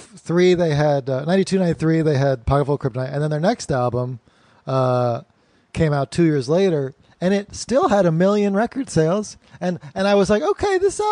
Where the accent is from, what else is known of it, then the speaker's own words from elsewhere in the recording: Morgantown, West Virginia, United States; moved away; also born or lived in Asheville, North Carolina; I grew up in Morgantown, West Virginia, which is a college town